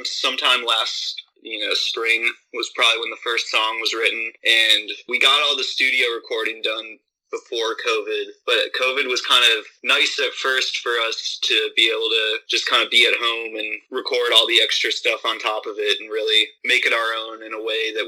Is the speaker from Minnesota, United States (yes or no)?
yes; Minnesota, United States; I'm from Minnesota originally.